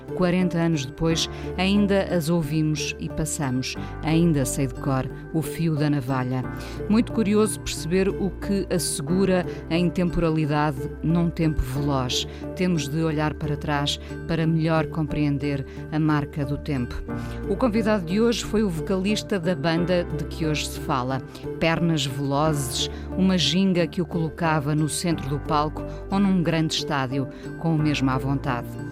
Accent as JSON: {"language": "Portuguese", "town": "Vila do Conde", "region": "Norte", "country": "Portugal", "tie": "born or raised there", "moved": "yes", "lives_now": "Lisbon, Portugal", "said": "apesar de ter nascido cá, uh, vivi boa parte da minha vida eh, no Norte"}